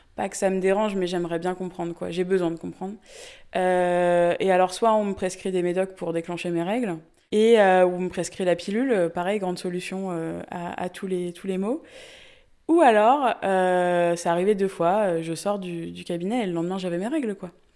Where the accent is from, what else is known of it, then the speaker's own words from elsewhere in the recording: Sarthe, Pays de la Loire, France; also born or lived in Le Mans; je suis originaire de la Sarthe et j'habite euh, aujourd'hui au Mans